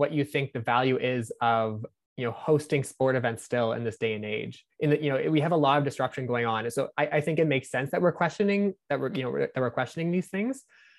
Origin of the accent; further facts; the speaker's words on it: New Brunswick, Canada; I'm from New Brunswick, which is, you know, one of the smallest provinces in Canada